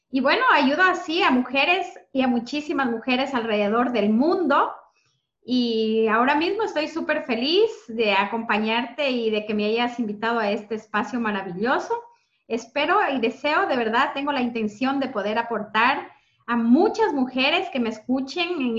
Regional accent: Ecuador; moved away as an adult; now in Spain; yo bueno, soy de Ecuador, llevo aquí en España desde hace 20 años. Eh, llegué aquí con 20 años, ahora tengo 40

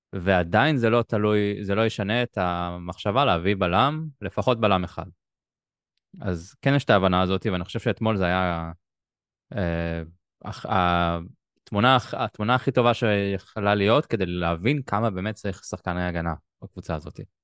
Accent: Israel; אנחנו ישראלים

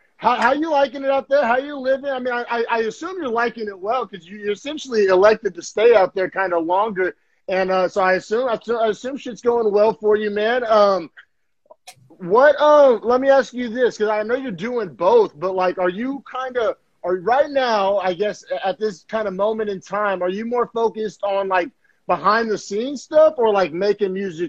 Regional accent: Oklahoma, United States; now in San Francisco Bay Area, United States; I grew up in Oklahoma, then moved to the Bay.

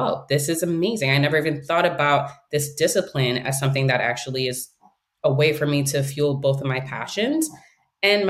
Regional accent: New York City, New York, United States; first language English; growing up in New York City during the 80s and 90s

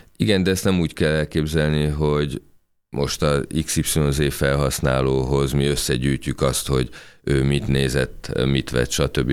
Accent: Hungary; mi magyarok vagyunk

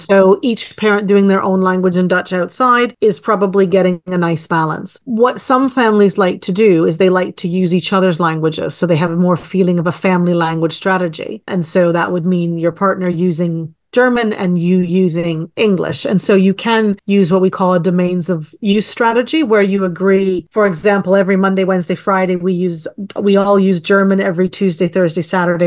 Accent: Canada; I am Canadian-born and raised

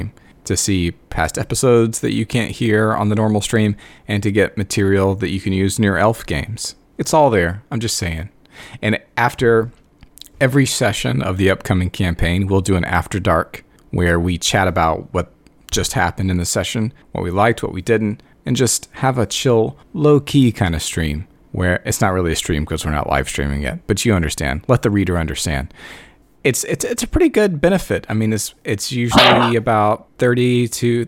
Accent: United States; I'm an American.

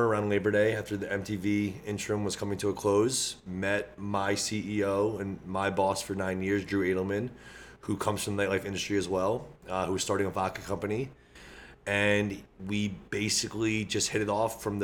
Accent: New Jersey, United States; Born and raised in Jersey, fitness advocate, grew up locally from here

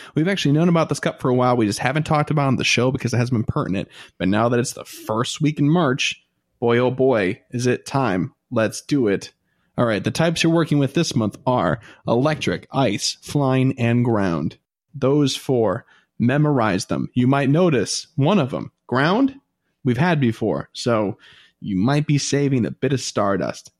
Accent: United States; I'm American

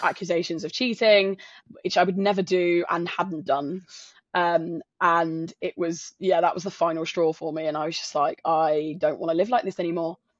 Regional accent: south coast of England, United Kingdom; moved away as an adult; also born or lived in London; I'm not from London. I'm from a s, tiny, uh, small town on the south coast of England

